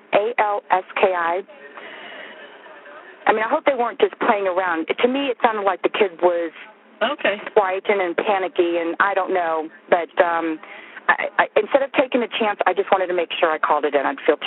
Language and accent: English; Tampa, Florida, United States; I'm from Tampa.